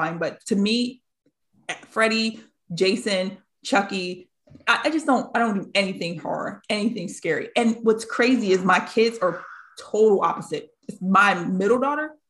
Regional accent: New York, United States; with my family, I grew up in New York

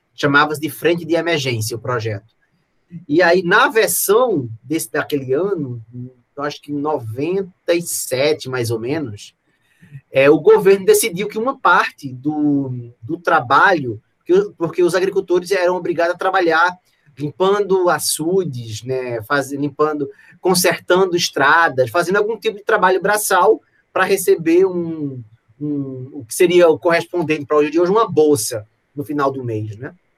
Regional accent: Pernambuco, Brazil; lá no Pernambuco, né, no meu estado natal

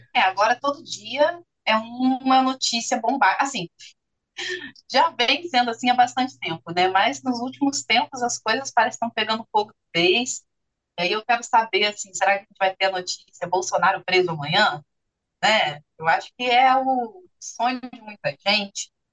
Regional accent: Minas Gerais, Brazil; now in Rio de Janeiro, Brazil; Eu sou do estado de Minas Gerais

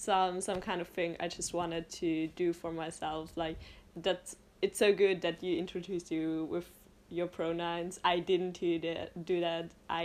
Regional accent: Austria; I'm from Austria.

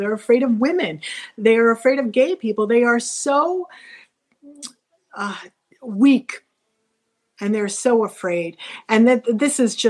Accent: Nassau County, New York, United States; also born or lived in Seminole County, Florida; now in Florida, United States; I grew up in Nassau County, which is where he was elected

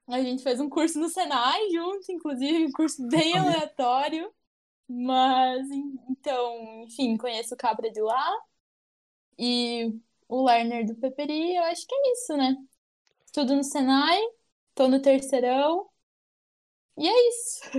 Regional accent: São Miguel do Oeste, Santa Catarina, Brazil; Sou, nasci aqui, vivi a vida inteira aqui

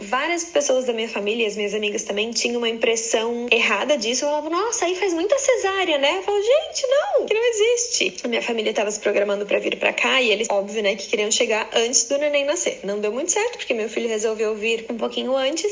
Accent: Blumenau, Santa Catarina, Brazil; moved away as an adult; now in Florida, United States; eu sou de Blumenau e agora eu moro na Flórida, nos Estados Unidos, já tem um pouquinho mais de oito anos

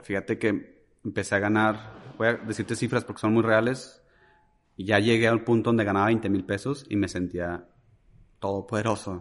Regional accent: Ciudad Juárez, Chihuahua, Mexico; moved away as an adult; soy originario de Ciudad Juárez, Chihuahua. Eh, fui muy feliz en esa ciudad de los, pues desde que nací hasta mis 21 años.

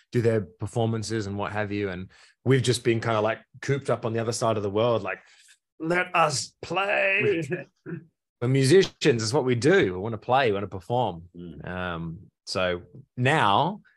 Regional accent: Australia; proud to be Australian

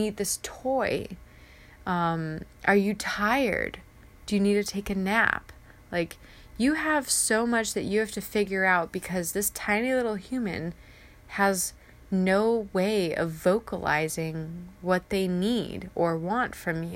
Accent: Ramona, California, United States; moved away as an adult; now in Riva, Maryland, United States; I am originally from San Diego, California, in that area, tiny little town called Ramona. And I moved to Maryland

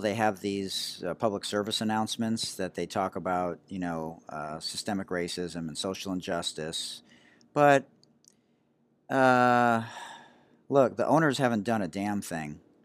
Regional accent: Oak Park, Michigan, United States; I had amazing friends growing up, uh, on Leslie Street there in Oak Park

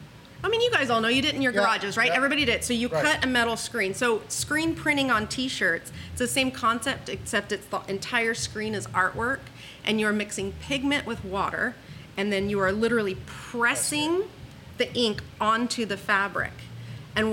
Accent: Huntington Beach, California, United States; I'm from Huntington. I grew up in Huntington. We went to the beach every weekend

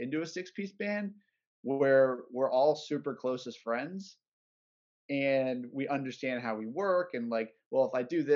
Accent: Orlando, Florida, United States; We're all from Orlando

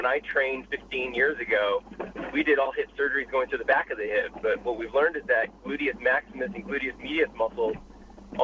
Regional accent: Boston, Massachusetts, United States; moved away as an adult; now in Los Angeles, United States; I was born and raised in Boston, was there for 30 years before I moved out to L.A.

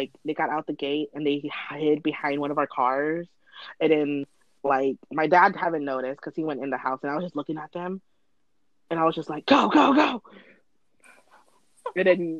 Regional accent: Thailand; I'm from Thailand

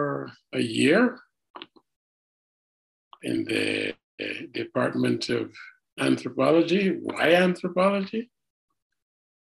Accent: Barbados; also born or lived in Jamaica / Toronto; now in Montreal, Canada; I was born in Barbados 79 years ago.

